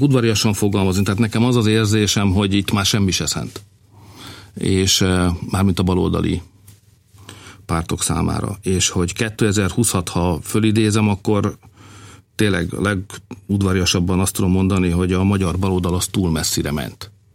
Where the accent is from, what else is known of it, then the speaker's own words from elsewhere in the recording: Hungary; also born or lived in Budapest; tudom, hogy hogy van a falukban, mert éltem ott, ott születtem. Tudom, hogy van a városom, ott jártam gimnáziumba